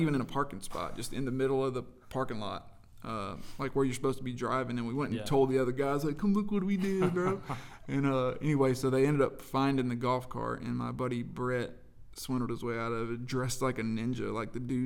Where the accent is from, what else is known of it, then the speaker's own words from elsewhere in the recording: Claxton, Georgia, United States; moved away as an adult; I grew up in Georgia, a little small town in Georgia called Claxton, Georgia